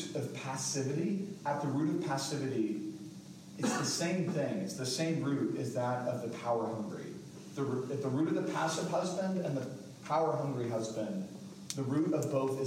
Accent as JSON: {"language": "English", "region": "England", "country": "United Kingdom", "moved": "yes", "lives_now": "Fayetteville, United States", "said": "I'm English, like through and through."}